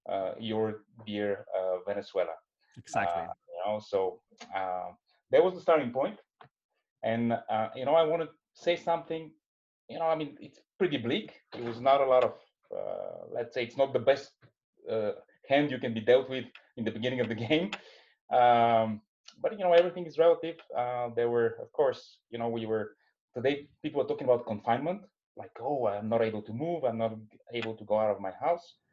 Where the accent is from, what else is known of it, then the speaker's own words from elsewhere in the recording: Sofia, Sofia City, Bulgaria; originally, I come from uh, Bulgaria. Um, you know, uh, from Sofia, Bulgaria. That's uh, you know the southern easternmost part of Europe. That's next to um, you know more famous countries like Greece and Turkey. These are our our neighbors.